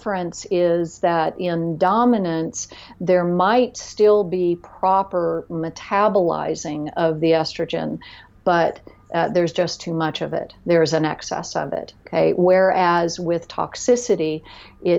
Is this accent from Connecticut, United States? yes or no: no; Florida, United States; I grew up in Florida in the middle